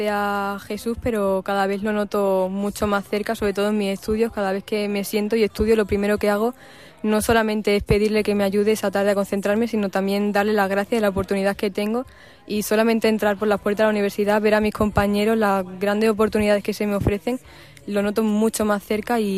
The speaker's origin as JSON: {"language": "Spanish", "town": "Badajoz", "region": "Extremadura", "country": "Spain", "moved": "as an adult", "lives_now": "Cáceres, Spain", "said": "hago segundo año en Filología Hispánica aquí en Cáceres, pero soy de Badajoz."}